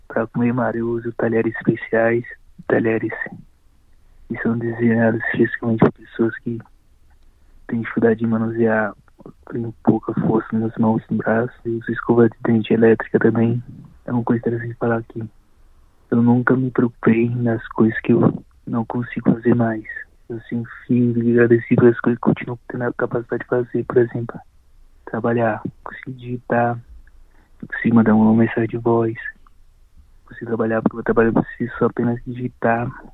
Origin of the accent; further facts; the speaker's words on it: interior of Bahia, Brazil; moved away as an adult; also born or lived in São Paulo, Brazil; now in Melbourne, Australia; eu vivo fora da minha cidade natal desde os 20 e poucos anos de idade. Eu sou da Bahia, do interior da Bahia, e morei 10 anos em São Paulo antes de ir para a Austrália